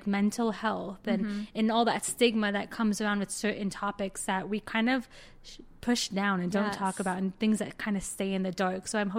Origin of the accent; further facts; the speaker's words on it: Florida, United States; now in Chicago, United States; I am originally from South Florida. I moved to Chicago about 3 years ago.